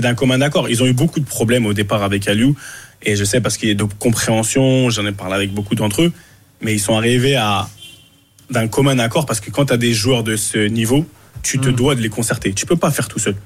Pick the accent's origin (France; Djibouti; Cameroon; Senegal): Cameroon; on est camerounais